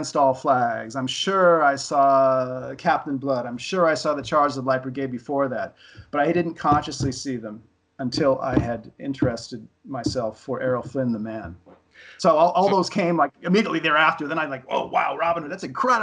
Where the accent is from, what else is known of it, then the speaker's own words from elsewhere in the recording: Los Angeles, California, United States; about growing up in Los Angeles in the 60s and 70s